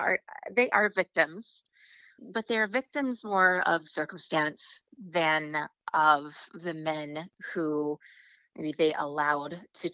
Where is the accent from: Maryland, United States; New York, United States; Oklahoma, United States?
Oklahoma, United States; also born or lived in Virginia; I was born in Virginia and we moved around a little bit because my dad was in the military, but I grew up primarily in Oklahoma. So I spent 15 of my formative years in the Bible Belt, the middle of nowhere.